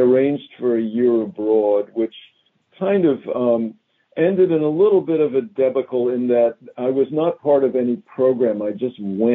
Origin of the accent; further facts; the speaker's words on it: Philadelphia, Pennsylvania, United States; moved away; I grew up in Philadelphia.